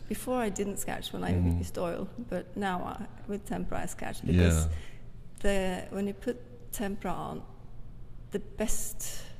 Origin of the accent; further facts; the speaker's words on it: Norway; I'm an artist from Norway.